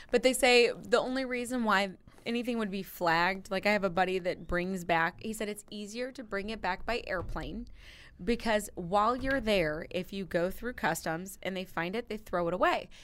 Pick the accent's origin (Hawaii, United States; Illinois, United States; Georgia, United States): Illinois, United States; Granite City; I'm from Granite City